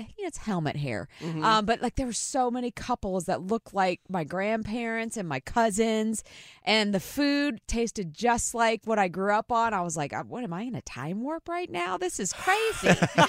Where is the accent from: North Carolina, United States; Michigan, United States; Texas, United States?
North Carolina, United States; Carolina Beach; I'm from Eastern North Carolina. I grew up in Carolina Beach. I had family in Mount Olive